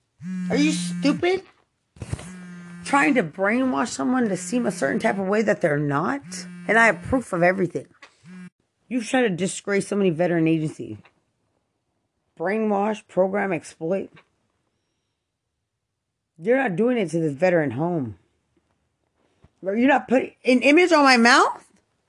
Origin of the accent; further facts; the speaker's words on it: Lubbock, Texas, United States; I'm from Lubbock.